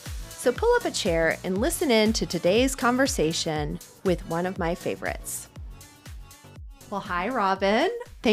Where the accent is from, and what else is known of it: Cincinnati, Ohio, United States; born or raised there; now in Chicago, United States